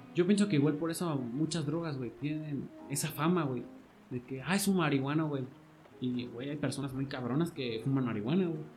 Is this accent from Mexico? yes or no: yes; Mexico; nos damos, güey, los mexicanos